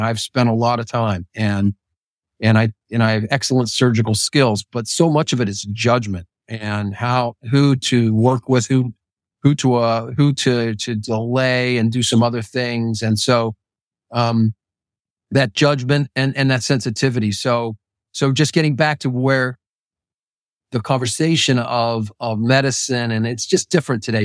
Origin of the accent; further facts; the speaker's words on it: Pittsburgh, Pennsylvania, United States; I was growing up in Pittsburgh